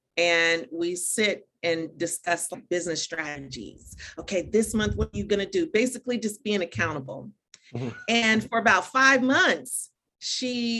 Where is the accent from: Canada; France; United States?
United States; Dayton, Ohio; also born or lived in Atlanta, Georgia; now in Florida, United States; I was born and raised in Dayton, Ohio. So I'm really very much, you know, Midwest all the way